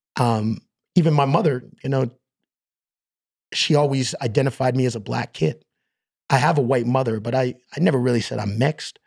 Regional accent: Stratford, Ontario, Canada; moved away as an adult; now in Toronto, Canada; we moved from Toronto and I was four years old and we moved to Stratford, Ontario

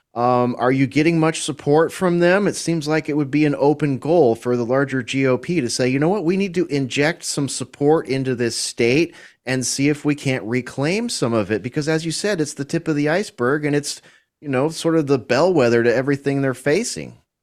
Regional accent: California, United States; moved away as an adult; now in Texas, United States; I'm a Californian living in Texas now

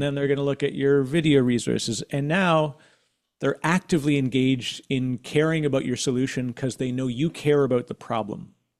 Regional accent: Canada; as a Canadian, uh, uh, I used to, I worked in financial services for a long time

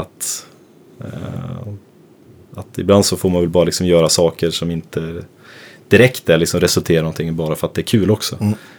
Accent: Gävle, Gävleborg County, Sweden; moved away; also born or lived in Stockholm; jag är uppvuxen i Gävle

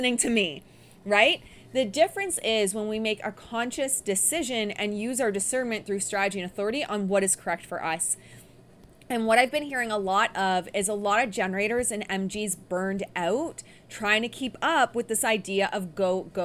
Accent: Windsor, Ontario, Canada; also born or lived in Detroit, Michigan, United States; I grew up in Windsor and Detroit Rock City.

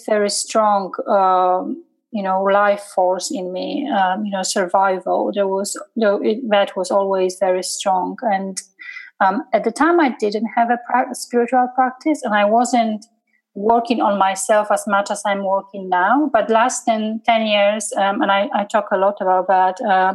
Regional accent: Poland; English is a second language; moved away as an adult; now in England; I'm coming from a very Catholic, 98% of Polish people are Catholic and they go to, church on Sunday

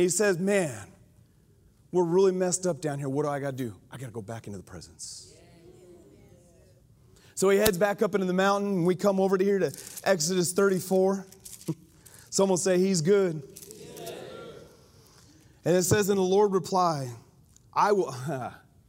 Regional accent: Colorado, United States; moved away as an adult; now in Alabama, United States; I'm from Colorado. We have mountains. Now, I love Alabama. I've been here, you know, 20 years, almost longer than I lived in Colorado

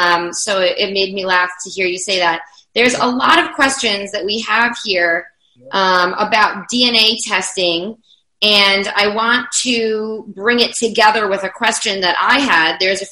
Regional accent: United States; me, as an American Jew who I believe that my roots are from Poland and from Russia and Europe

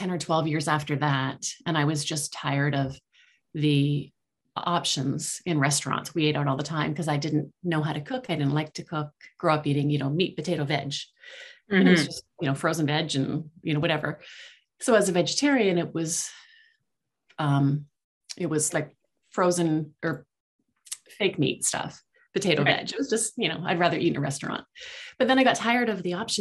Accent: outside of Toronto, Ontario, Canada; a little kid growing up outside of Toronto

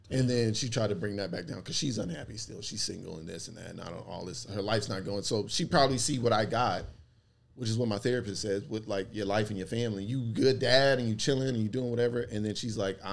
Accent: Atlanta, Georgia, United States; I'm from West Atlanta

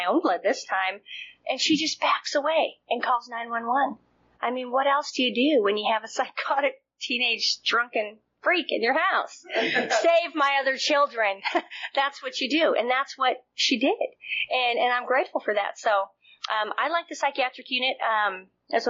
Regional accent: Montana, United States; I'm from Montana

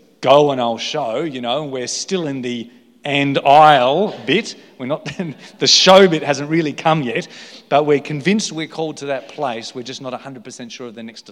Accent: Victor Harbor, South Australia, Australia; moved away as an adult; also born or lived in Adelaide, Australia; now in Coffs Harbour, Australia; I've spent all my life in South Australia. Okay, I grew up in Victor Harbour

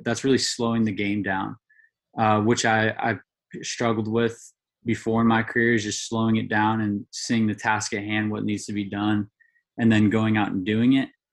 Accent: Goleta, California, United States; moved away as an adult; also born or lived in Santa Barbara, California; now in Hawaii, United States; growing up in Santa Barbara or Goleta is where I grew up

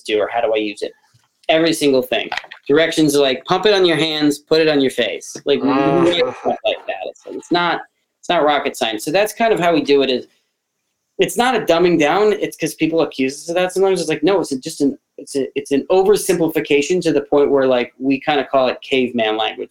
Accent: New York, United States; moved away; also born or lived in Philadelphia; I'm from New York originally

